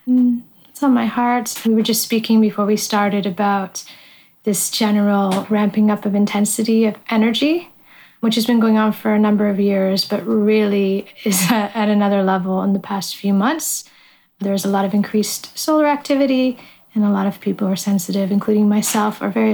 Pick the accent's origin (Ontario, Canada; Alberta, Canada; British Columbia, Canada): Ontario, Canada; just over the border from Detroit; moved away as an adult; also born or lived in Tokyo, Japan; just over the border from where I grew up in Canada